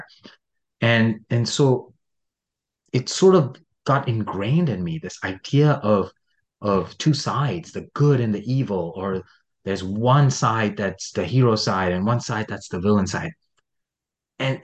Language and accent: English; India; born or raised there